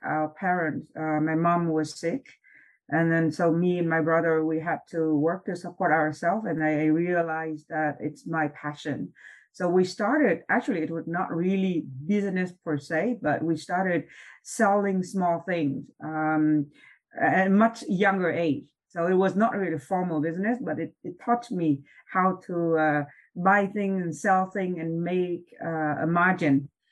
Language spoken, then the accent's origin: English; Vietnam; moved away as an adult; also born or lived in Hawaii / Switzerland / Vancouver; now in Canada; I was born and raised in Vietnam.